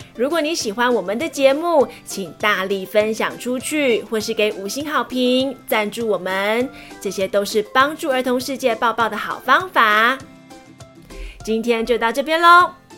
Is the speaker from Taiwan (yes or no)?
yes; Majia, Pingtung County, Taiwan; 我来自屏东县马家乡北叶村，我是台湾族，我的村庄有原住民文化园区，那里有台湾族最有名的石板屋